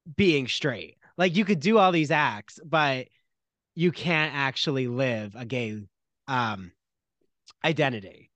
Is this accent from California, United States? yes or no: no; Long Island, New York, United States; also born or lived in Port Jefferson, New York; As a Long Islander